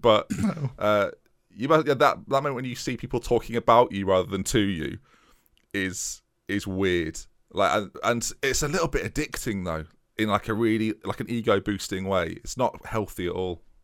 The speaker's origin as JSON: {"language": "English", "country": "United States", "accent": "American", "said": "my American accent"}